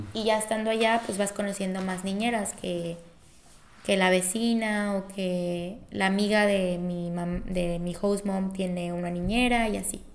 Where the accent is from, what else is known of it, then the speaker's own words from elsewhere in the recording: Colima, Mexico; soy de Colima